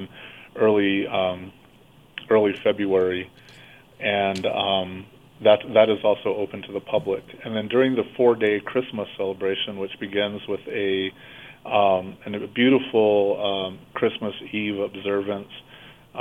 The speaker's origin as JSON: {"language": "English", "town": "Acomita", "region": "New Mexico", "country": "United States", "tie": "born or raised there", "said": "I grew up in Acomita Village"}